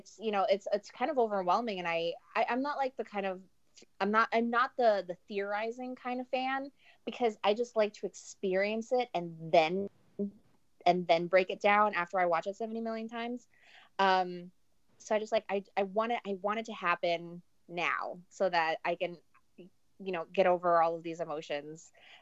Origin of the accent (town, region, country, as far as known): New York City, New York, United States